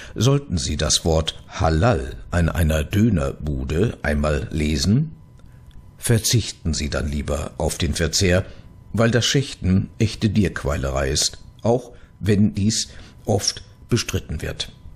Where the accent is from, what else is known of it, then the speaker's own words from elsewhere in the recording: Gelsenkirchen, North Rhine-Westphalia, Germany; In meiner Heimatstadt Gelsenkirchen